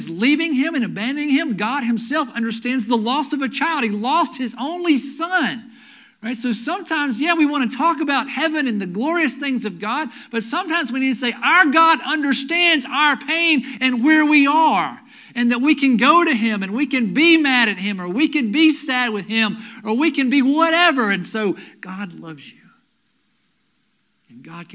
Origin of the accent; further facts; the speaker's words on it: Asheville, North Carolina, United States; also born or lived in Lenoir, North Carolina; I grew up in Asheville. Moved to Lenoir between my freshman year of high school and my sophomore year of high school